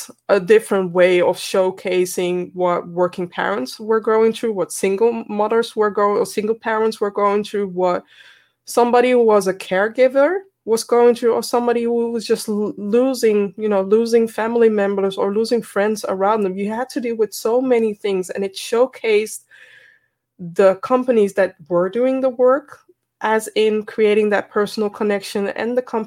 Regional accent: Netherlands; I'm from the Netherlands

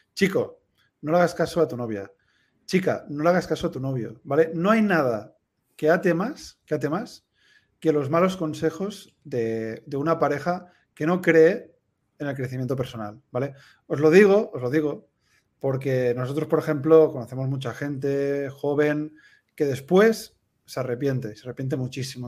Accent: Tarragona, Catalonia, Spain; moved away as an adult; also born or lived in United States / Peru / Madrid / Valls; now in Andorra; Yo soy de Tarragona

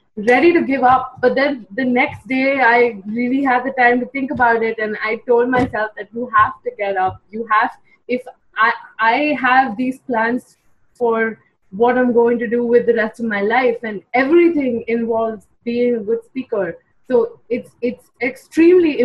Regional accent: India; also born or lived in Mumbai, India; I'm from India

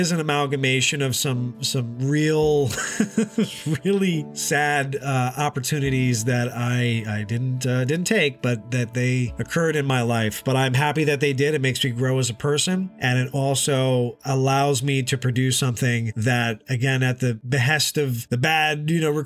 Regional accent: Hudson Valley, upstate New York, United States; I'm originally from the Hudson Valley area in upstate New York

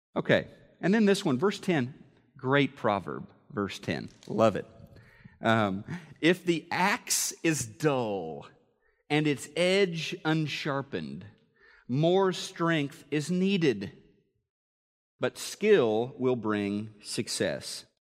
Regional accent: Missouri, United States; moved away; Missouri, my home state

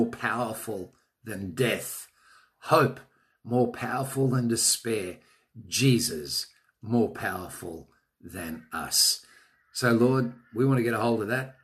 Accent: Australia; I'm an Australian.

